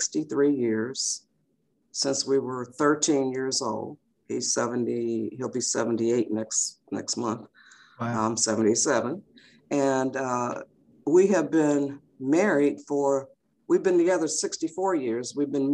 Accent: Detroit, Michigan, United States; I was born and raised in Detroit, Michigan in 1944

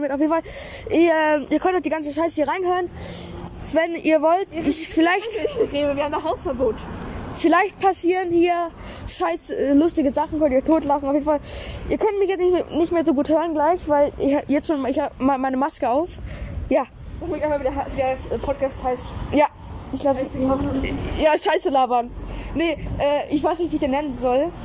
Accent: Germany; Wir sind jetzt zwei Kanacken. Nein. Ah, wir sind Deutsche.

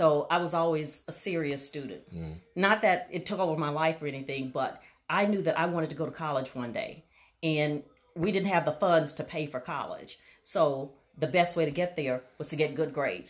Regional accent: Natchez, Mississippi, United States; I grew up in Natchez, Mississippi, which is in extreme southwest Mississippi

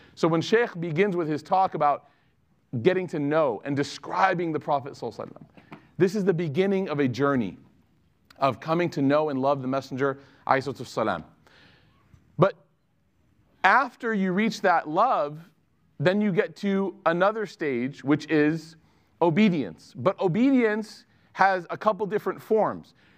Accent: Chicago, Illinois, United States; a woman that I grew up with in Chicago

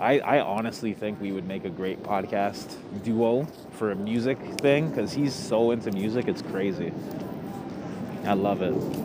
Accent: Thornhill, Ontario, Canada; I grew up with this guy. Fuck, we're both from Thornhill

